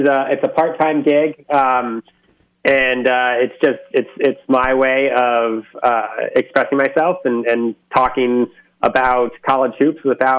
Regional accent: Connecticut, United States; moved away as an adult; also born or lived in Spokane, Washington; I grew up in Connecticut.

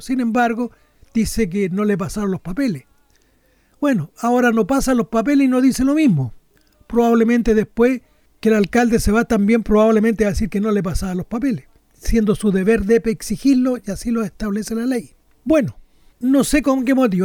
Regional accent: Chile; como los chilenos somos tan quisquillosos

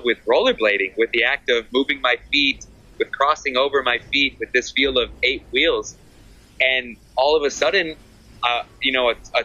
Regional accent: Texas, United States; moved away as an adult; now in Malaga, Spain; I grew up in Texas, and in Texas, we skate handrails

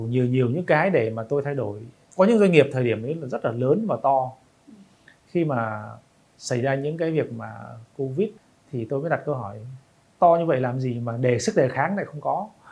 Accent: Vietnam; tôi là người Việt Nam

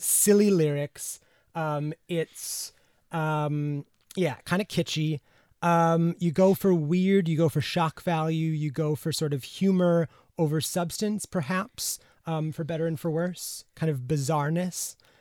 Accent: United States; as an American

